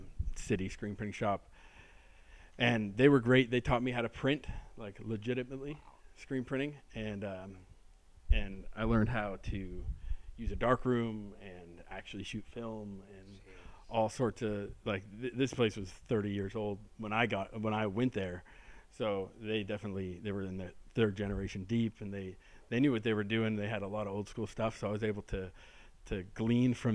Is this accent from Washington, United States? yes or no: no; Orange County, Southern California, United States; Orange County, which is where I grew up in Southern California